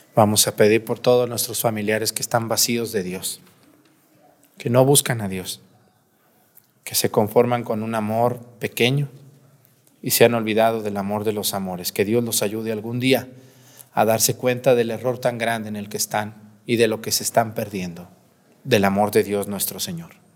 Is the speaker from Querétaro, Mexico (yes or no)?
no; Mexticacán, Jalisco, Mexico; moved away; Mi pueblo allá, Mesticacán, que es un pueblillo ahí, chiquillo ahí